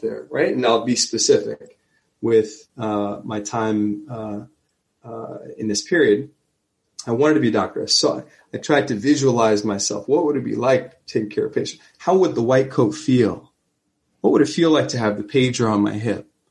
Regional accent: Neptune, New Jersey, United States; I'm from Neptune.

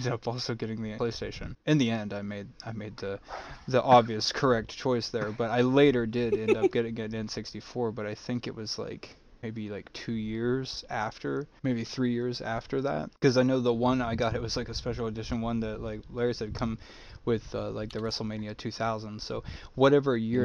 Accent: Mexico; growing up in Mexico

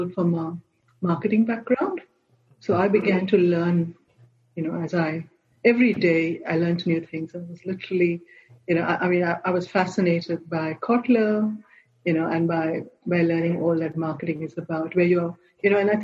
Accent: Mumbai, Maharashtra, India; moved away as an adult; also born or lived in Goa; now in Australia; I grew up in Bombay, which is now Mumbai

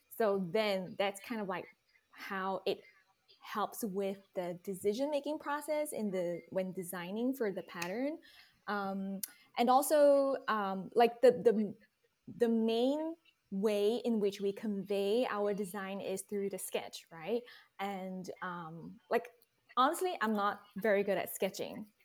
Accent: Singapore; moved away as an adult; also born or lived in Texas Hill Country, United States; now in Texas, United States; I was born and raised in Singapore, but I now live in the beautiful Texas Hill Country

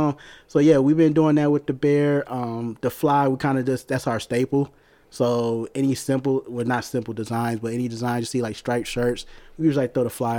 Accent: Detroit, Michigan, United States; I'm from Detroit.

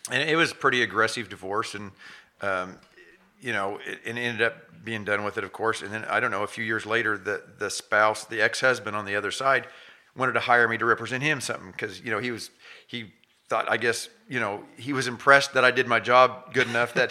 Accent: Chautauqua, Kansas, United States; also born or lived in Saint Paul, Kansas; I grew up in Chautauqua, Chautauqua, And then I live in Saint Paul now. So, and I, yeah, so I'm, I'm local Southeast Kansas through and through.

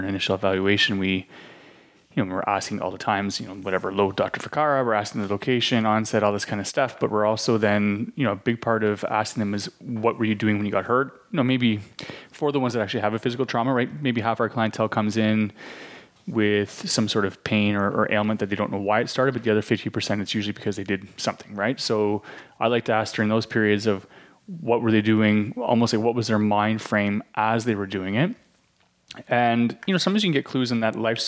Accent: Canada; moved away; It's one of the retirement capitals of Canada

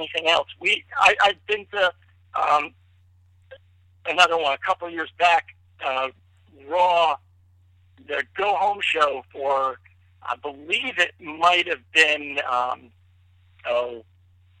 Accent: New Jersey, United States; now in North Carolina, United States; I'm in Carolina now. I grew up in Tri-State, grew up in Jersey.

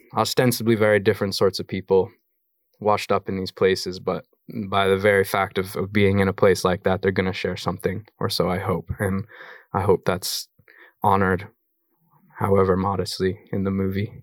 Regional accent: Colorado, United States; moved away; also born or lived in New York / London; I have a kid I grew up with in Colorado

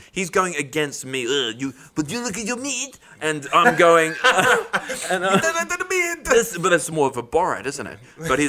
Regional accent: England, United Kingdom; We're English.

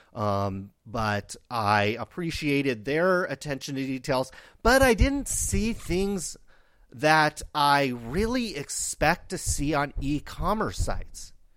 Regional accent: Stockton, California, United States; I grew up in Stockton, California.

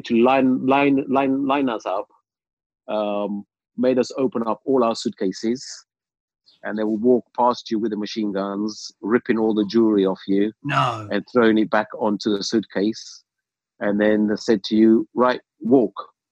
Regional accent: London, United Kingdom; also born or lived in Uganda; we lived in London since we came here. Came to UK when I was 8 years old.

